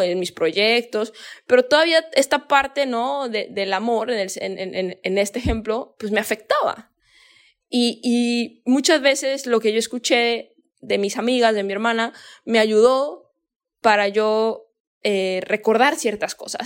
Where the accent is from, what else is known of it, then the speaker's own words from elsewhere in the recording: Guadalajara, Jalisco, Mexico; yo soy de México, ¿no? Soy de Guadalajara.